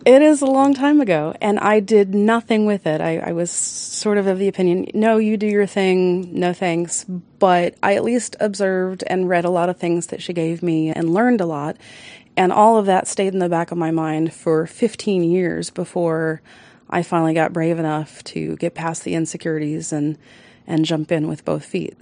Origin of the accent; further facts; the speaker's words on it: Baltimore, Maryland, United States; moved away; also born or lived in Colorado; I'm actually from Baltimore